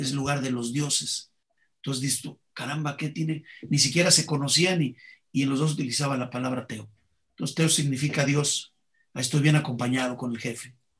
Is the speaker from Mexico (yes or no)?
yes; Mexico; los únicos que hacemos calaveras en el mundo somos los mexicanos